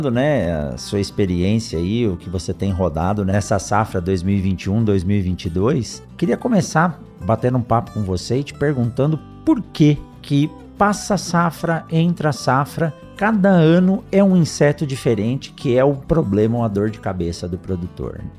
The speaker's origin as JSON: {"language": "Portuguese", "region": "São Paulo", "country": "Brazil", "said": "Eu vim do estado de São Paulo, minha família, tirando um tio, não tinha tradição nenhuma em agricultura."}